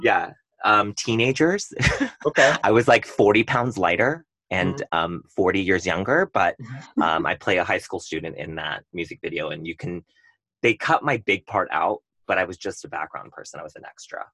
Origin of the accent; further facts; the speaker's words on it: Tustin, California, United States; also born or lived in Irvine, California; I grew up in Tustin, Irvine